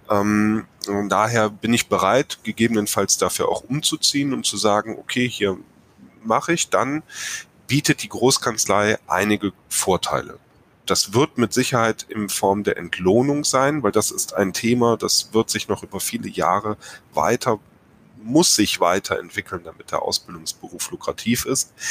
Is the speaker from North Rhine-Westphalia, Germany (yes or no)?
yes; North Rhine-Westphalia, Germany; Ja, weil Herr Schüll und ich, wir kommen hier aus dem Rheinland.